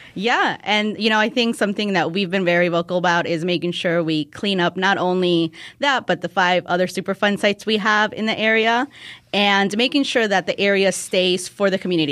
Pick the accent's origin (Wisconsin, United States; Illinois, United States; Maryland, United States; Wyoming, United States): Illinois, United States; Park City; I grew up in Park City